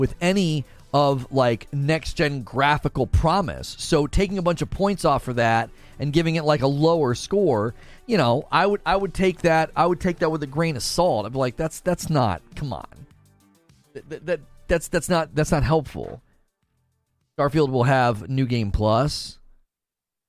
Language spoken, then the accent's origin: English; Ohio, United States; I grew up in Ohio